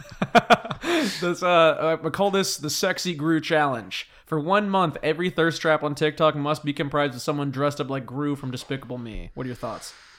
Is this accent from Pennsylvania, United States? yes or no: no; Whidbey Island, Washington, United States; moved away; my hometown is, like, one of the biggest, uh, like, starting points.